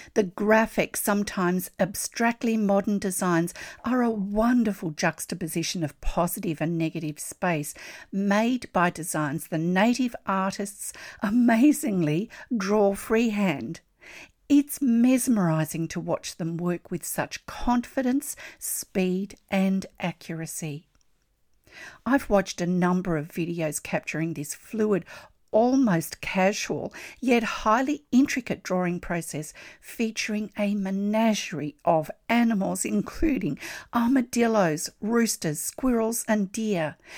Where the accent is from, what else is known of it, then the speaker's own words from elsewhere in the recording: Australia; I'm an Australian textile artist